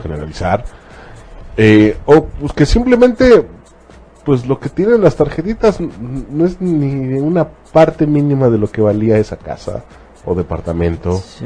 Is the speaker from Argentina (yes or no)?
no; Mexico; en nuestro caso como mexicanos